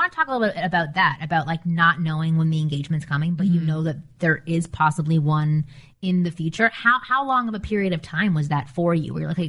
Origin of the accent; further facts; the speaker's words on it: Canada; moved away as an adult; now in United States; I'm Canadian. So I needed a green card.